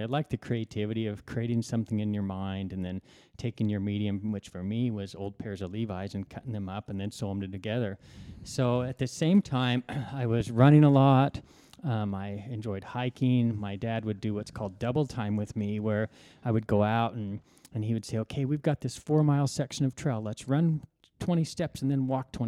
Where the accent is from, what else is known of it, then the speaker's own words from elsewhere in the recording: Idaho, United States; I grew up in Idaho, which is near the Tetons, on the Idaho side of the Tetons.